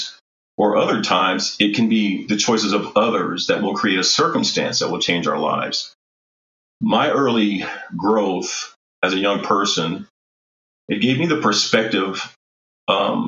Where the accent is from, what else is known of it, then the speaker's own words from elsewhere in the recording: Colorado Springs, Colorado, United States; my family moved to Colorado Springs, I believe is probably 1963, which makes me a native of Colorado Springs